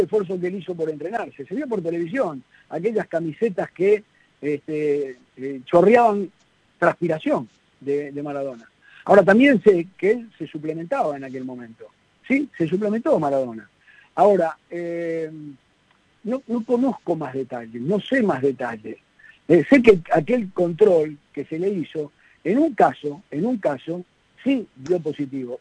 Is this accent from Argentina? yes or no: yes; Argentina; nosotros somos imperfectos los argentinos